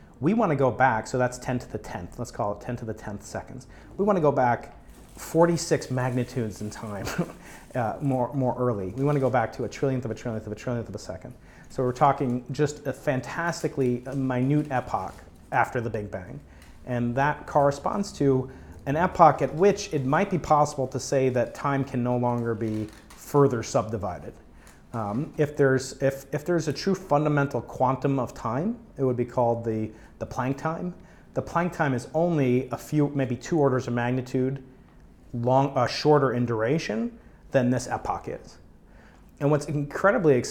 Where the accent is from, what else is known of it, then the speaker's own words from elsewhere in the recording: New York, United States; now in San Diego, United States; I'm from New York